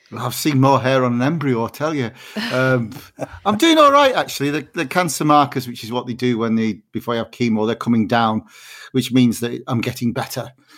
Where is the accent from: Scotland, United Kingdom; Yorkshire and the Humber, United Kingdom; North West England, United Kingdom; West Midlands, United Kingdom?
North West England, United Kingdom; Barrow-in-Furness; I was born and brought up in Barrow in Furness